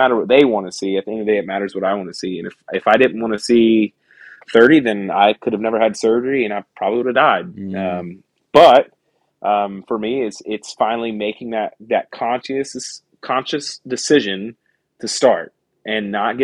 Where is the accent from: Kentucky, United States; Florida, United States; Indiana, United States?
Florida, United States; Pensacola; get out from my hometown, man. I've spent 28 years in Pensacola